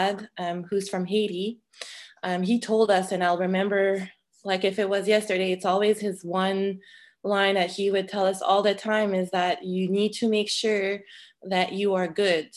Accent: Edmundston, New Brunswick, Canada; accent: French; English is a second language; moved away as an adult; now in Moncton, Canada; I'm born and raised in Edmundston, New Brunswick.

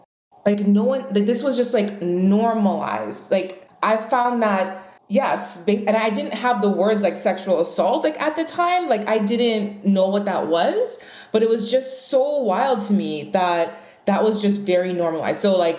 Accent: Trinidad & Tobago; born there; I was born in Trinidad, and my parents came to Montreal first during a recession in Trinidad.

